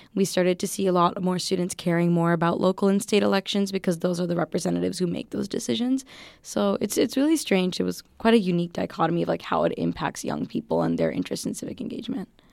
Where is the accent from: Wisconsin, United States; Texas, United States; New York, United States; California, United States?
Wisconsin, United States; Waukesha County; moved away; I came from the Waukesha County district, um, District thirteen in Wisconsin.